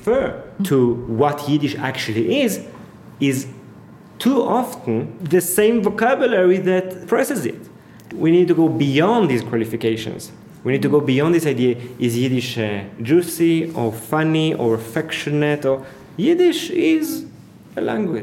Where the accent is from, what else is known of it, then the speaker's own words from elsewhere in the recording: Jerusalem, Jerusalem District, Israel; first language Hebrew; English is a second language; moved away as an adult; also born or lived in Berlin, Germany; now in Paris, France; Growing up in Jerusalem